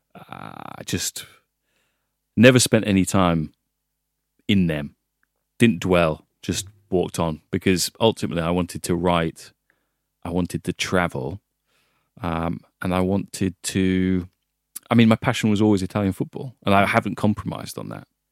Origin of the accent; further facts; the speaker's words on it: Hull, Yorkshire and the Humber, United Kingdom; moved away; also born or lived in Italy; I grew up in Hull